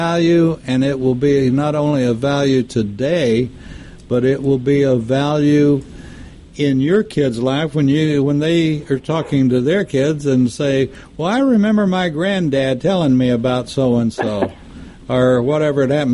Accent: Texas, United States; I grew up in Texas

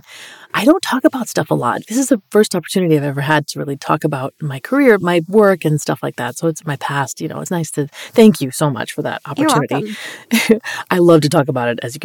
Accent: Colombia; moved away; I'm Colombian. I was born in Colombia, so I'm like Colombian

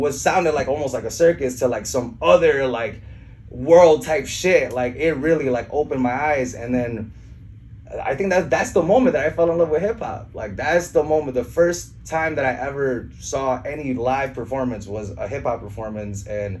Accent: Chicago, Illinois, United States; also born or lived in Orlando, United States / Mexico; I actually was born in Orlando, Florida. I didn't grow up there. I grew up in Chicago, you know what I mean?

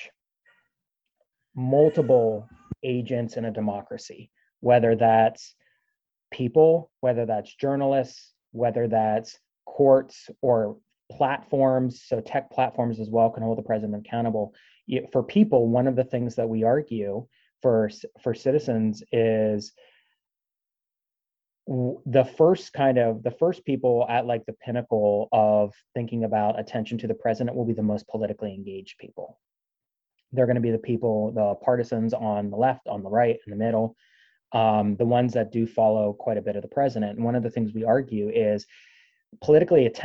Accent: Pennsylvania, United States; I'm originally from Pennsylvania, but spent quite a bit of time in the Northeast as a kid on the beach

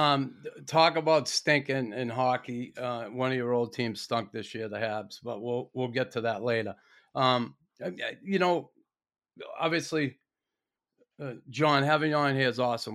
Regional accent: Boston, Massachusetts, United States; me as an American kid growing up in Boston

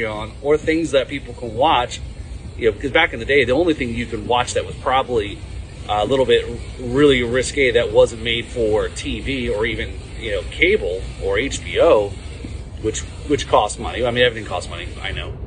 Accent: Northeast, United States; moved away; also born or lived in New Jersey; I grew up in the Northeast

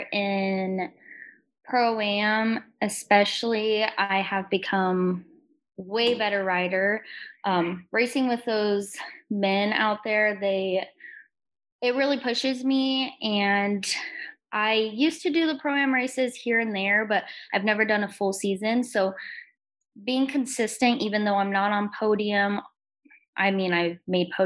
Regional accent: Lake Havasu City, Arizona, United States; born or raised there

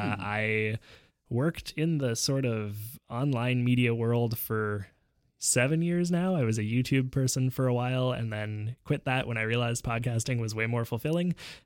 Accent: Vancouver, British Columbia, Canada; also born or lived in Montreal; I was born in Montreal, Quebec to a single mom. We very quickly moved out to Vancouver because she was trying to get away from my dad

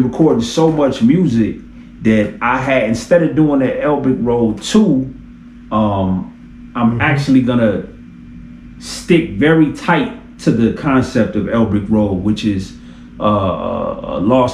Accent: Detroit, Michigan, United States; I'm from Detroit

